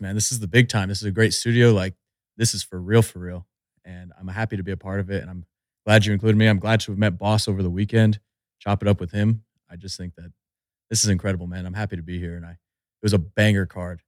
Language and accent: English; Albuquerque, New Mexico, United States; I'm from the Albuquerque area